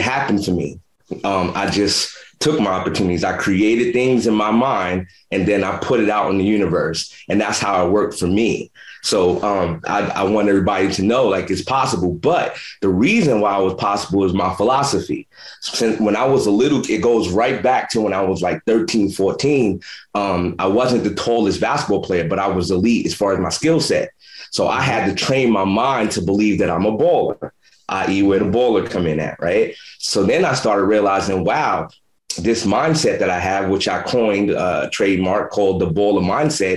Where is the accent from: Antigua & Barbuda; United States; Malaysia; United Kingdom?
United States; New York City, New York; moved away as an adult; now in West Coast, United States; I grew up in Brownsville, Brooklyn, where Mike Tyson's from